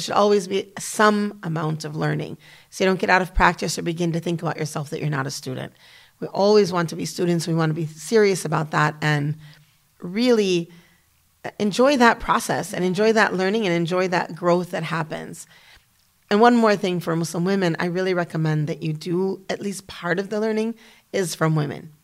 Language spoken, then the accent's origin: English; United States; moved away as an adult; also born or lived in Damascus, Syria / Kuwait / Malaysia; as an American woman